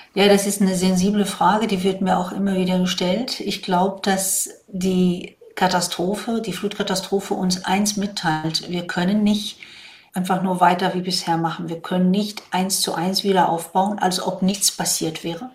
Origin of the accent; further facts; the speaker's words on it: Morocco; also born or lived in Rhine-Main area, Germany; now in Germany; Ich komme ja ursprünglich aus Marokko, da bin ich da sozusagen am Wasser groß geworden